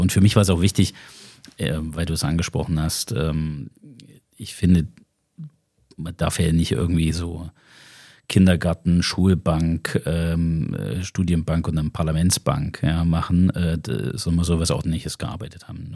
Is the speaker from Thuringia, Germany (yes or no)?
yes; Zimmritz, Thuringia, Germany; also born or lived in Belgium / United States; das ist mein Heimatort. da stamme ich her